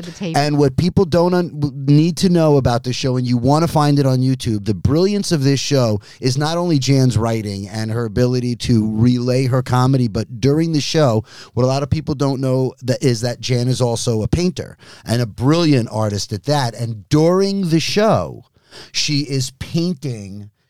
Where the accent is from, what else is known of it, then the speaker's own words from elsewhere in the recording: Arizona, United States; I'm from Arizona. It's very beige.